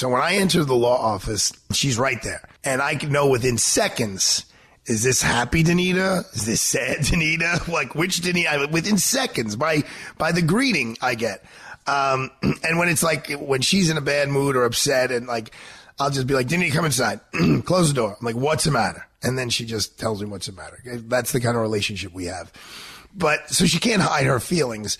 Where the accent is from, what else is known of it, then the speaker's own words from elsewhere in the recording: New York City, New York, United States; a small-time country lawyer like I am from Brooklyn, New York